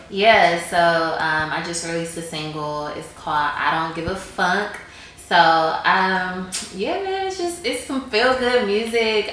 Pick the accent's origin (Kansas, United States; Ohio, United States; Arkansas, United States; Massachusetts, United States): Ohio, United States; now in Atlanta, United States; When I first moved to Atlanta, I'm from Ohio.